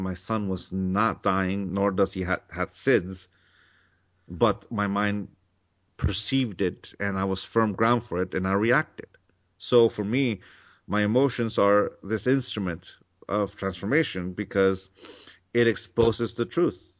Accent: Mexico; now in California, United States; I grew up in Mexico.

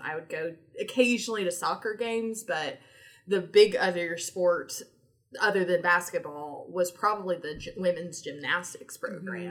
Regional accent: Tennessee, United States; moved away as an adult; also born or lived in Georgia; growing up in Tennessee

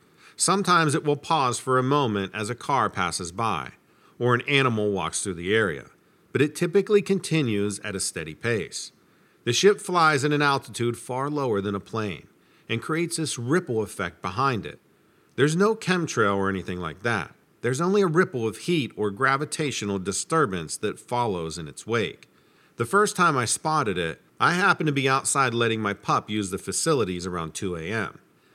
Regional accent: Hammonton, New Jersey, United States; I grew up in Hammonton, New Jersey, in the Pine Barrens. So I heard all about it when I was a kid.

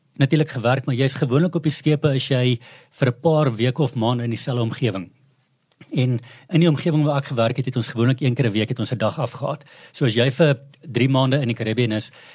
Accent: Klerksdorp, North West, South Africa; also born or lived in Potchefstroom; ek is 'n ou Klerksdorper, so ek's 'n ou mielieboer

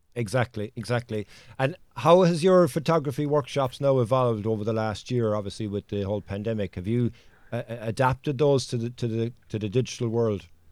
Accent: Cork, Munster, Ireland; I'm from Cork, which is the largest county in Ireland

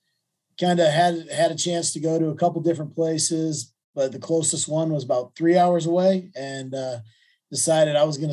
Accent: South Bend, Indiana, United States; But grew up in South Bend, Indiana, under the shadow of the Golden Dome.

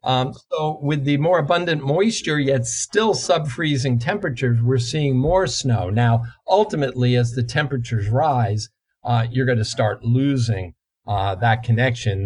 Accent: New Jersey, United States; The climate I grew up in in in New Jersey uh, 50 plus years ago

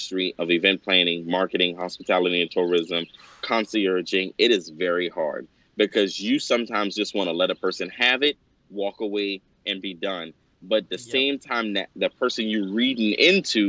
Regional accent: Johns Island, South Carolina, United States; I'm from Johns Island, South Carolina, by the way, of Charleston

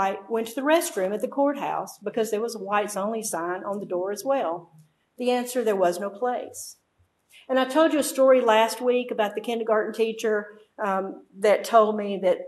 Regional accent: Mississippi, United States; Memphis is about an hour and a half from my hometown.

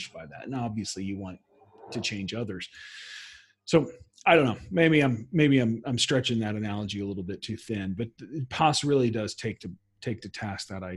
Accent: United States; as an American

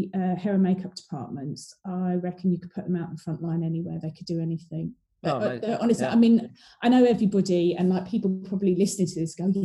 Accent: Ramsgate, South East England, United Kingdom; I grew up in Ramsgate down in Kent

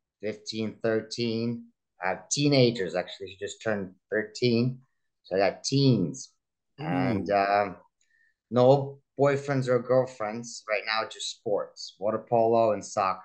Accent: New York City, New York, United States; English is a second language; also born or lived in Kazakhstan / Moscow, Russia; now in Los Angeles, United States; originally I grew up in New York City, Manhattan. But born in Kazakhstan, moved to Moscow, then New York City.

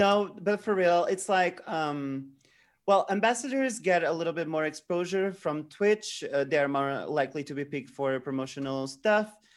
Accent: Portugal; I'm from Portugal

